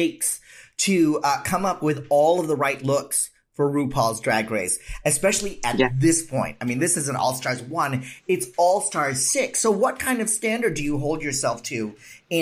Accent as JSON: {"language": "English", "country": "Philippines", "said": "I'm Filipino"}